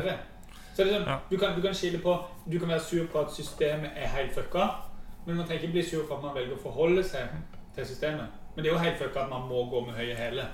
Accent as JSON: {"language": "Norwegian", "town": "Mandal", "region": "Agder", "country": "Norway", "tie": "born or raised there", "said": "jeg har vokst opp i, i Mandal"}